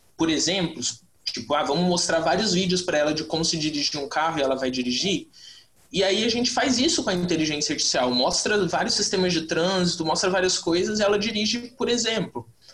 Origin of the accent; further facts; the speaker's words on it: Mato Grosso do Sul, Brazil; eu sou do Mato Grosso do Sul e aqui a gente tem o LIA, na UFMS